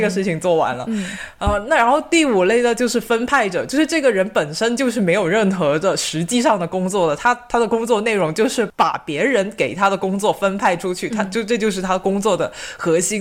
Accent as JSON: {"language": "Chinese", "country": "China", "said": "我们国内"}